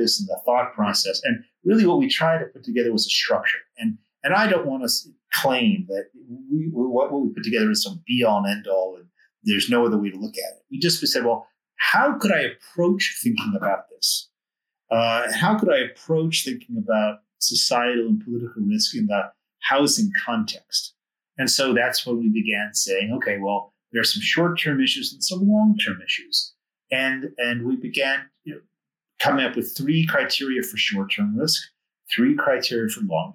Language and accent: English; United States; being an American